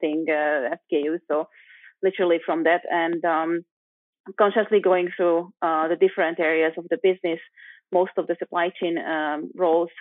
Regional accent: Budapest, Hungary; moved away as an adult; also born or lived in London; now in Switzerland; I'm from Eastern Europe originally, Budapest, Hungary, which is a beautiful place.

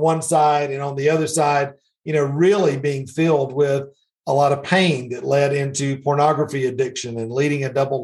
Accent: Middle Georgia, United States; So I grew up in Middle Georgia.

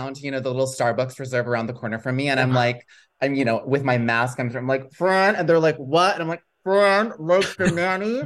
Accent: Chicago, Illinois, United States; moved away as an adult; also born or lived in Bloomington, Indiana / New York; now in Los Angeles, United States; I moved from Chicago to Indiana

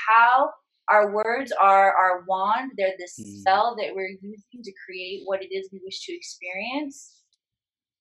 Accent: Midwest, United States; moved away; also born or lived in Hollywood; I was a small town girl from the Midwest. I grew up in a town of 3,000 people.

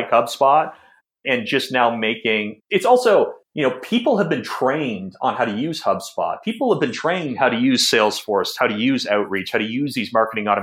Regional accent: Newmarket, Ontario, Canada; also born or lived in Toronto; I grew up in Newmarket, Ontario. That's about 45 minutes north of Toronto.

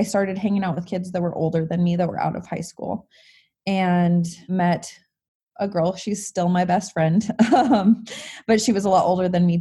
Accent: Montana, United States; I was born here, born and raised in Montana

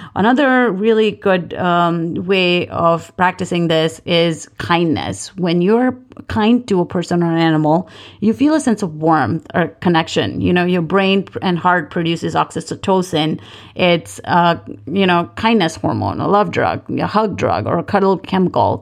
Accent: Mumbai, Maharashtra, India; moved away as an adult; also born or lived in North Dakota / Manhattan, New York; I grew up in Bombay.

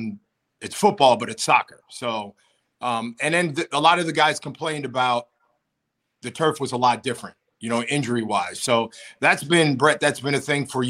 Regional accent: Pennsylvania, United States; moved away; also born or lived in Buffalo; I grew up in Pennsylvania. I grew up in the cold

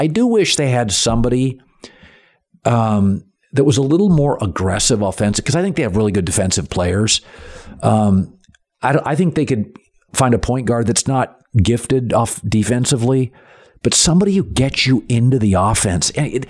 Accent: Pacific Northwest, United States; And in fact, when I grew up in the Pacific Northwest, all four schools did it.

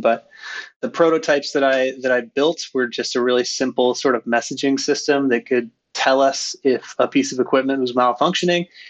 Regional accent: Skagit Valley, Washington, United States; moved away as an adult; my brother and I grew up in Skagit Valley, Washington

